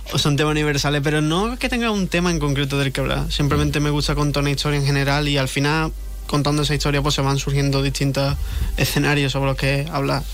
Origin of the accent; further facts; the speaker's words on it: Jerez de la Frontera, Andalusia, Spain; es mi tierra, que le ah, empecé aquí